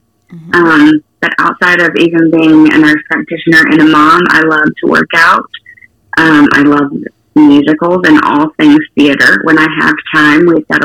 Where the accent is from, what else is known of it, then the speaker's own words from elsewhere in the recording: Ardmore, Oklahoma, United States; I hail all the way from Ardmore, Oklahoma.